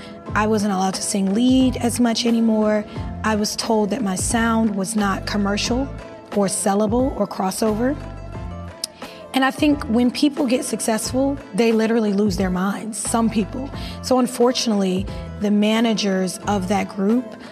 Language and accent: English; New Jersey, United States; I was a girl from Jersey